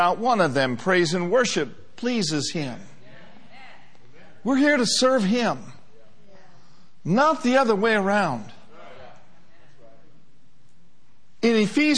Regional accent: United States; being an American

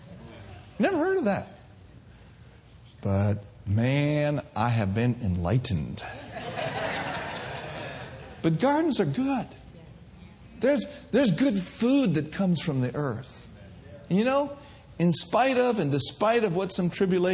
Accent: Minneapolis, Minnesota, United States; moved away; I grew up in the north. I grew up in Minneapolis, Minnesota.

